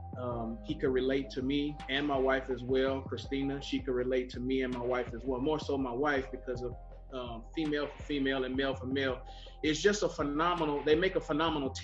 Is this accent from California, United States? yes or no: yes; California, United States; This is my wife, Angelica. We're from California